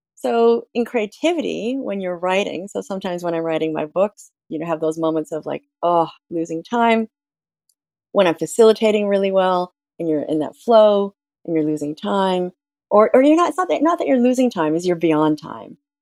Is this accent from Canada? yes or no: yes; Ontario, Canada; I'm from Ontario in Canada